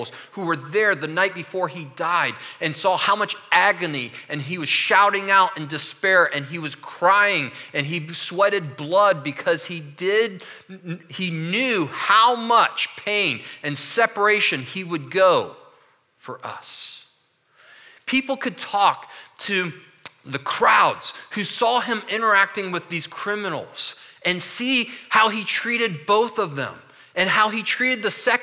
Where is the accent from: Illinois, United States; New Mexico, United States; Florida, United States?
Florida, United States; Orlando; moved away; also born or lived in Michigan; we grew up in Orlando for 18 years.